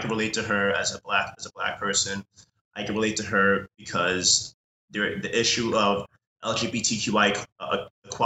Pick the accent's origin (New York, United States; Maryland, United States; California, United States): New York, United States; New York City; growing up, I'm from New York City